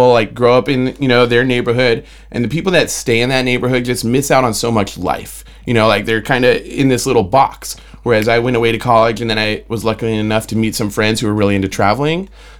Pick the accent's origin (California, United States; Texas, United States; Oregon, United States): California, United States; Burbank; now in San Diego, United States; I grew up in Burbank, California.